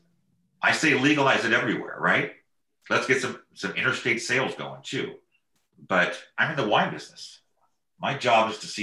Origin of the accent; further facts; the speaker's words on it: Marin County, California, United States; I grew up in Marin County in Nevada